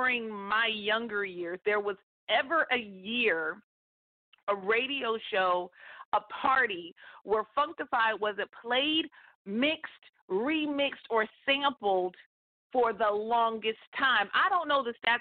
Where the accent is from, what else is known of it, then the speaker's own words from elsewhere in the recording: Northern California, United States; moved away as an adult; also born or lived in Atlanta, Georgia; born and raised in Northern California. After high school, graduated, moved, and went to college in Atlanta, Georgia, and lived there for over 15 years